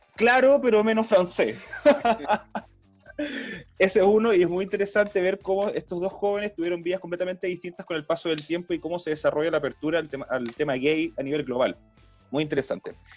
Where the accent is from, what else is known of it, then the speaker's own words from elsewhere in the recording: Coyhaique, Aysén, Chile; moved away as an adult; also born or lived in Valparaíso Region; now in Santiago, Chile; cuando era chico en Coyhaique